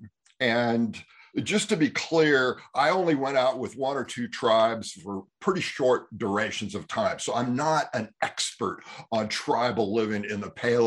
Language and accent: English; Bay Area, California, United States; growing up in California in the Bay Area